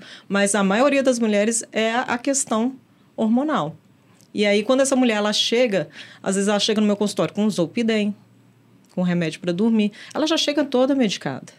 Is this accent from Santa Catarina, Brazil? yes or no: no; Belo Horizonte, Minas Gerais, Brazil; mineira, nascida e criada em Belo Horizonte